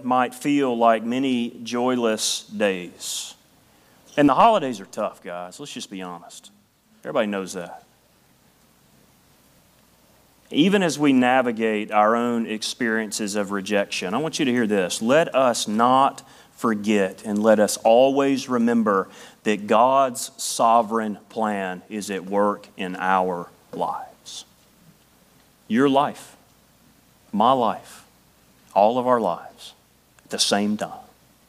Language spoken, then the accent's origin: English; Tennessee, United States; moved away; In the hills of Tennessee, we did it differently. People made fun of me when I moved here about how I talked, and I made fun of them. All right, that, I sounded like a hillbilly.